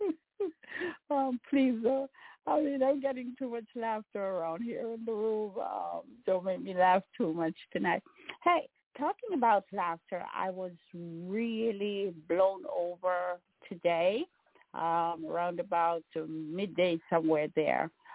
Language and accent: English; Jamaica; moved away; I'm a Jamaican